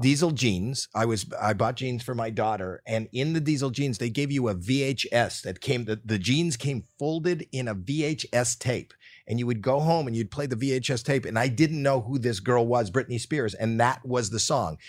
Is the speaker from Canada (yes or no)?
yes; Canada; now in United States; I grew up in Canada